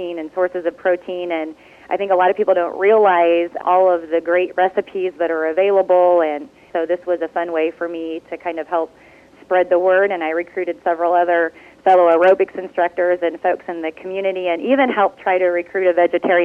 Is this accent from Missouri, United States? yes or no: yes; north central Missouri, United States; also born or lived in Washington, D.C.; I'm originally from Missouri. I grew up on a cow-calf operation in north central Missouri